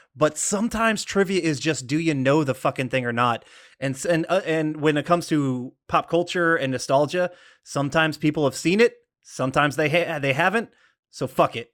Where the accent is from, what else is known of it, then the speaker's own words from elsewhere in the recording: Des Moines, Iowa, United States; also born or lived in Georgia, United States; now in LaGrange, United States; I was born in Des Moines, and so the Iowa Cubs, which was, uh, a, an offshoot of the Chicago Cubs, I, I grew up, uh, watching some of their games live